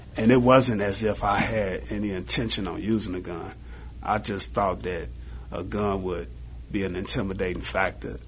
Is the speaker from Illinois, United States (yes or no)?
yes; Chicago, Illinois, United States; I grew up in Auburn Gresham.